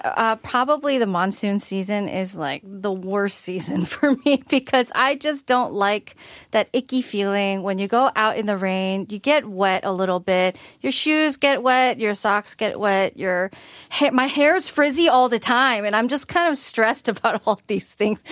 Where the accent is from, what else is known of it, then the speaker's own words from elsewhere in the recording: Michigan, United States; I'm from Michigan, which is relatively colder.